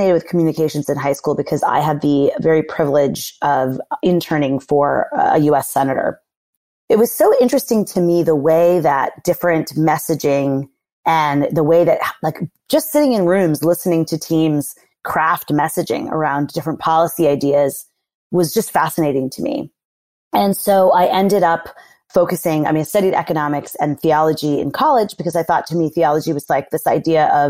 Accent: Massachusetts, United States; I am from Massachusetts.

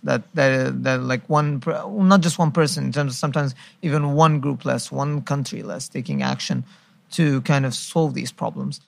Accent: Egypt; now in Qatar; I'm from Egypt

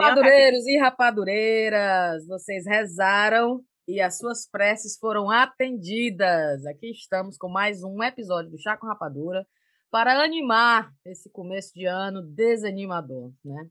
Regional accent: Brazil; also born or lived in England; now in United Kingdom; a gente saiu do Brasil, mas o Brasil não sai da gente

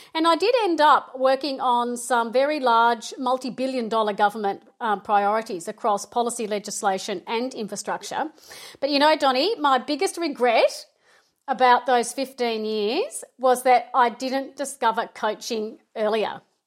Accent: Melbourne, Victoria, Australia; I am from Melbourne

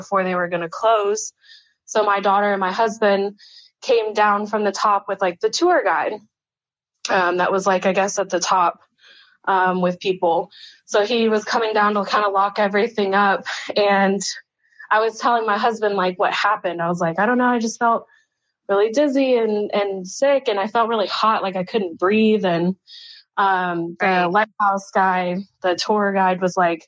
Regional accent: Florida, United States; I grew up in Florida

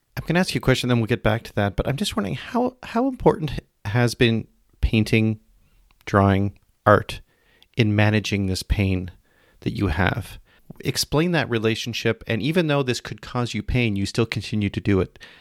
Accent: Canada; I'm Canadian

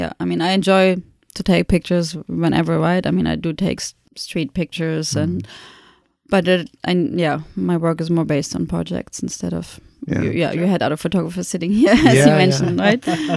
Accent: Germany; moved away; being German

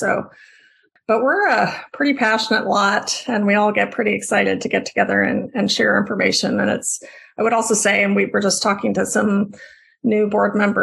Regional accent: Austin, Texas, United States; also born or lived in Indiana; now in Bloomington, United States; growing up in Austin, Texas, in an era in the 80s

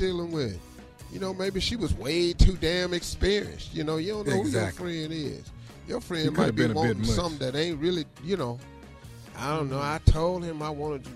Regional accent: Welch, West Virginia, United States; I'm from Welch, West Virginia. We live right next to a mountain.

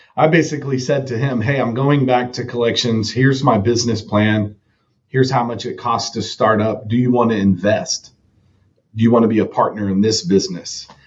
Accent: Texas, United States; also born or lived in Evansville, Indiana; I was raised in a suburb in northern um, DFW, Dallas Fort Worth area.

